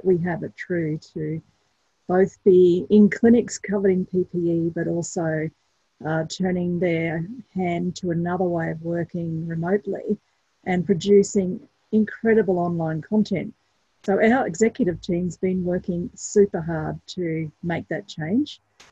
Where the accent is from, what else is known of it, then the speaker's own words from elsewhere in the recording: St George, Queensland, Australia; I grew up in St. George in southwest Queensland on a lovely property